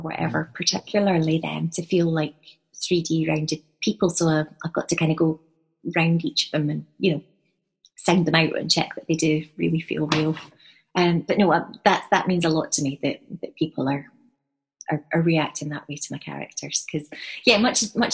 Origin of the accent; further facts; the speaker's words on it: Edinburgh, Scotland, United Kingdom; I grew up in Edinburgh, and when I was a wee girl